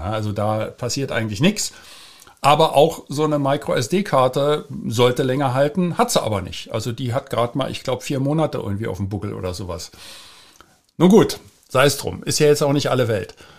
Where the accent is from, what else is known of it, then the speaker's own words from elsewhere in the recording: Berlin, Germany; ich bin ja in West-Berlin geboren und da aufgewachsen